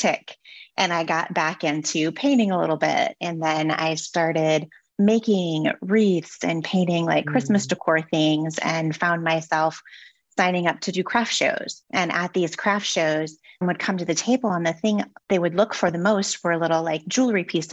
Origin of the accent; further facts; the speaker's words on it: Detroit, Michigan, United States; moved away as an adult; also born or lived in California; now in Bay Area, California, United States; I'm a Detroit native